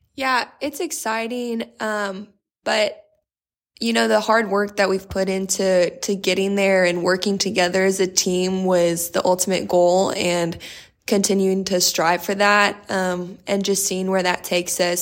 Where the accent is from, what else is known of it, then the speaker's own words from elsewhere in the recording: Corpus Christi, Texas, United States; moved away; I'm from Corpus Christi, Texas.